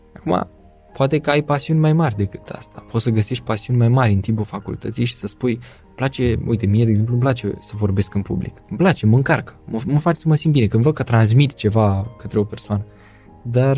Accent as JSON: {"language": "Romanian", "town": "Craiova", "region": "Dolj", "country": "Romania", "tie": "born or raised there", "said": "Am copilărit împreună în Craiova"}